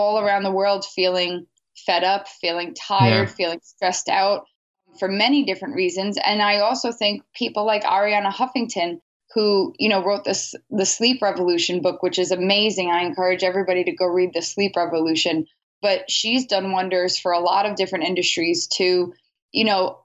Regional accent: New York City, New York, United States; I'm born and raised in New York City

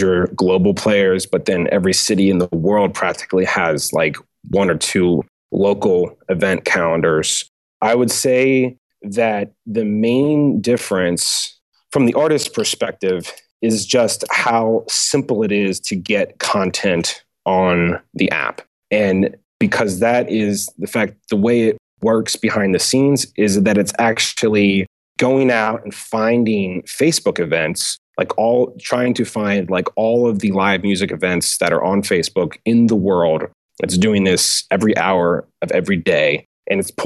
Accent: United States; also born or lived in Auckland, New Zealand; I'm an American.

